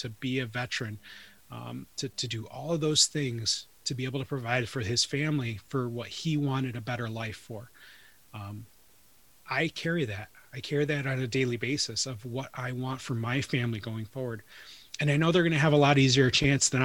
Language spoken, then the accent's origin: English; Detroit, Michigan, United States; I grew up in Detroit